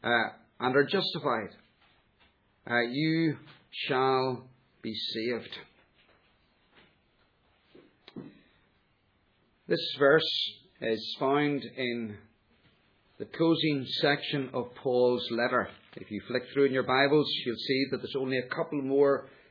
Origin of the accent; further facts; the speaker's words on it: United Kingdom; we are British